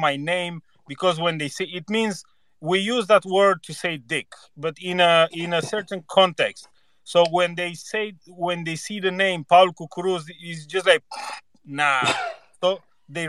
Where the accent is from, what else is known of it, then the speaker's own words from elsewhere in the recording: Romania; also born or lived in Spain; now in Sweden; I'm not from here. I was born in Romania, and then I lived in Spain for like 10 years, and then I came to Sweden.